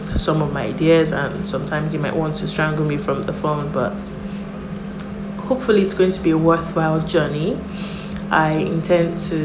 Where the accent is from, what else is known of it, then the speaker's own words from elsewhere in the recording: Nigeria; my home country, Nigeria